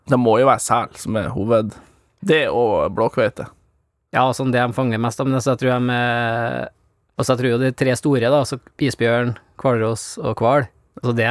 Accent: Greenland; Der jeg kommer fra, setter du fram sådd.

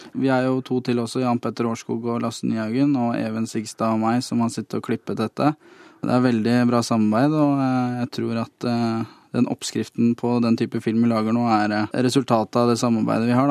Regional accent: Lørenskog, Akershus, Norway; hjemme i Lørenskog, på jordene utafor eh, barndomshjemmet mitt.

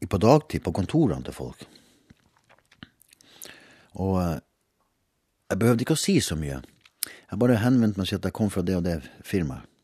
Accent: Hammerfest, Finnmark, Norway; Jeg kommer fra Nord-Norge. Hammerfest. Verdens nordligste by. Visste du det? Gjorde du ikke det?

